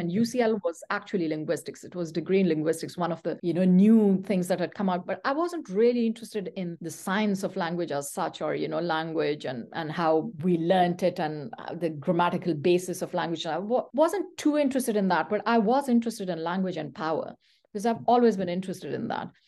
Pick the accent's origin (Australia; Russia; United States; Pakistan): Pakistan; first language Pashto; English is a second language; moved away as an adult; also born or lived in Saudi Arabia / London, United Kingdom; now in Canada; I'm a Pathan, so Pashto is my mother tongue.